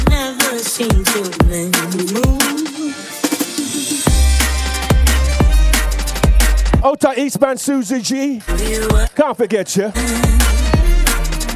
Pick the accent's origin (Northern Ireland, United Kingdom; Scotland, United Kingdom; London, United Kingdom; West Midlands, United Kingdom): London, United Kingdom; I'm from East London